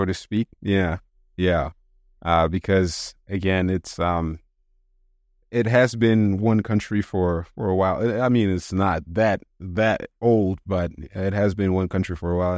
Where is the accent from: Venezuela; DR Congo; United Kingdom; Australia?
DR Congo; English is a second language; also born or lived in Dakar, Senegal / Japan; now in United States; growing up in Congo